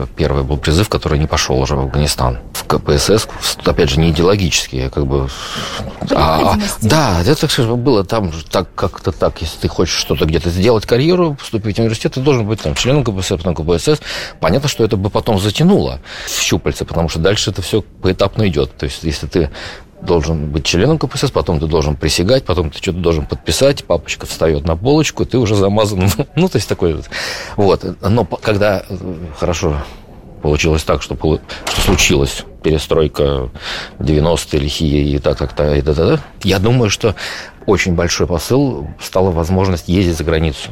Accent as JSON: {"language": "Russian", "region": "Saint Petersburg", "country": "Russia", "moved": "as an adult", "said": "мы просто из Питера"}